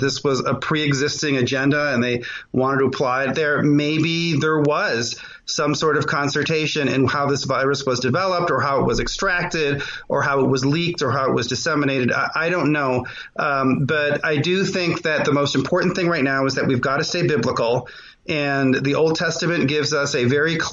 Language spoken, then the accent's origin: English; Los Angeles, California, United States; moved away as an adult; now in Texas, United States; I was from L.A.